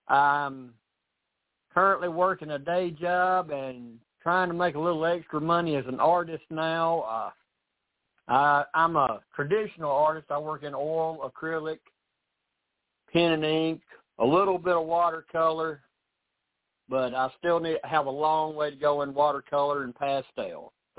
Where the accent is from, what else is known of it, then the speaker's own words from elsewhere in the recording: Tennessee, United States; accent: southern; also born or lived in Missouri; I was born and raised in Tennessee. Moved to Missouri for 4 years, but my dad decided he was tired of not being able to see a hill. He was tired of flat land, so we moved back to Tennessee where he could see a hill